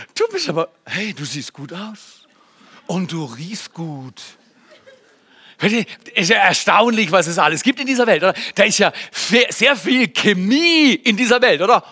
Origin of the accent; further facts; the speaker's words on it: Germany; als Deutscher, ja, ich bin 30 Jahre verheiratet